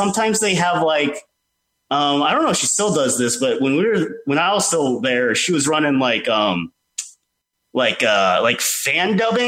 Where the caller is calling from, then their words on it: Atlanta, Georgia, United States; Hey, guys. This is … from Atlanta, Georgia.